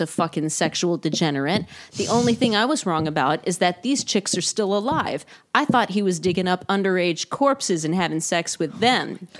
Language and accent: English; Texas, United States; moved away as an adult; also born or lived in Houston / Chicago; now in Los Angeles, United States; I'm from Texas.